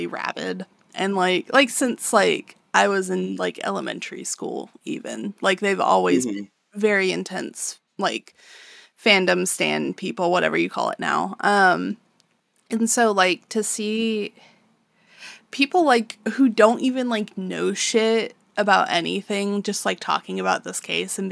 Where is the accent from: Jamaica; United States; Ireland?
United States; Texas; we are from Texas.